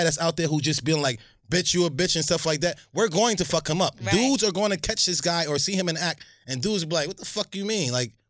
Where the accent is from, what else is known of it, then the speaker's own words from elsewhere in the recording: Linden, New Jersey, United States; when I grew up in Linden